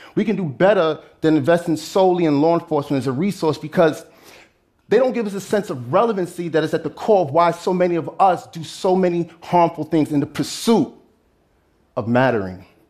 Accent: New York City, New York, United States; a middle school in Brooklyn, my hometown

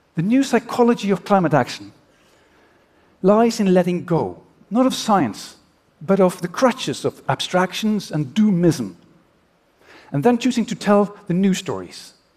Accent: Oslo, Norway; my hometown of Oslo

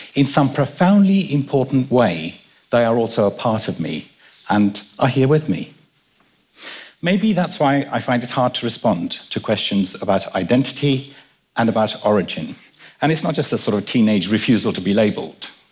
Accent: London, United Kingdom; also born or lived in Kenya; My dad and I were born in Kenya, and I was brought up in London

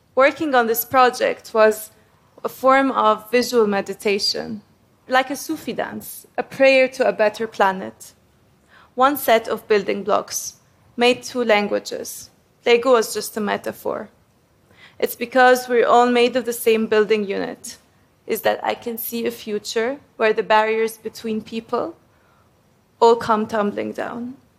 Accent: Egypt; I come from Egypt, which is also called Umm Dunya, the mother of the world

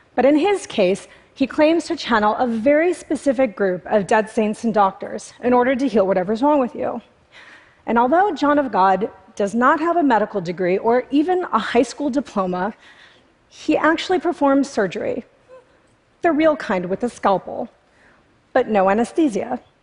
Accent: United States; I was raised in America by Indian parents

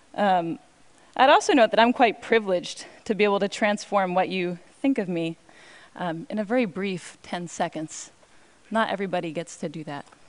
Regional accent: Cambridge, Massachusetts, United States; now in New York, United States; I grew up in Cambridge

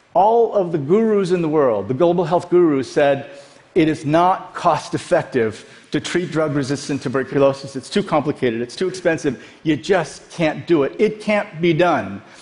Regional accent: Iowa, United States; also born or lived in South Korea / Dallas; We grew up in Iowa.

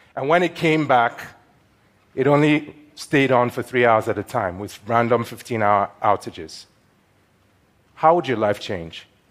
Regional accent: Nigeria; moved away; also born or lived in New York; As a child growing up in Nigeria

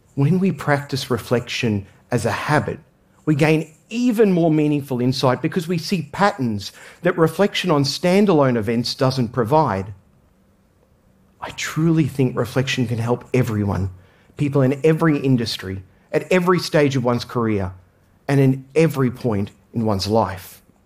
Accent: Australia; I grew up in Australia

